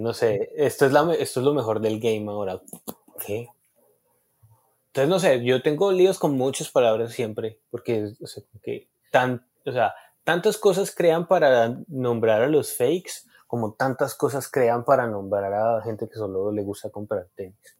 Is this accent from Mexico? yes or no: no; Colombia; nosotros como colombianos